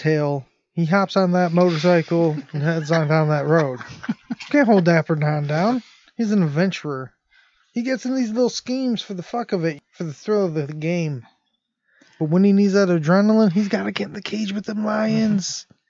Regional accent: Detroit, Michigan, United States; all of us are, like, blue-collar guys and stuff. He's, like, a businessman. He thought this is his chance, and we're from Detroit

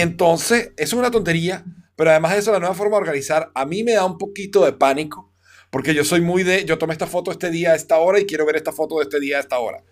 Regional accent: Venezuela; yo como venezolano

